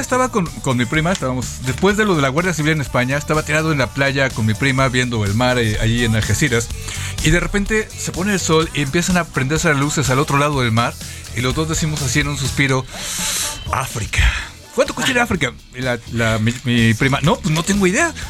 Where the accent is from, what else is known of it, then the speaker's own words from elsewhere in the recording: Mexico City, Mexico; pues de la Ciudad de México